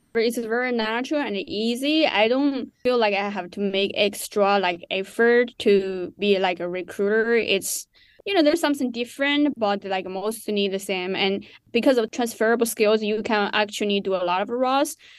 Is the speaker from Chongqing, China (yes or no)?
yes; Chongqing, China; moved away as an adult; also born or lived in West Virginia, United States / New York, United States; now in United States; I grew up in Chongqing, China